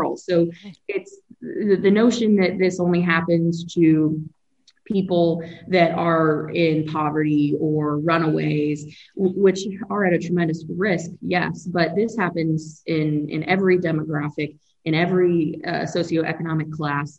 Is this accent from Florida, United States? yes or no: yes; Gainesville, Florida, United States; hometown of Gainesville